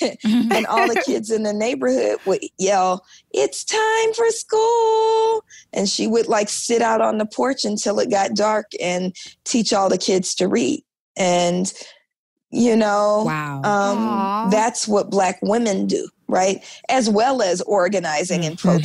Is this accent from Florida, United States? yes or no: no; Oakland, California, United States; I was born in Oakland in the 1970s